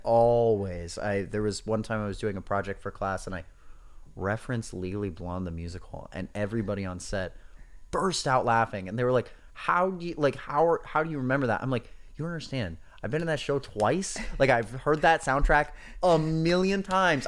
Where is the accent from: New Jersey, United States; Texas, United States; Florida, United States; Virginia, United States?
New Jersey, United States; Hoboken; I grew up in Hoboken, New Jersey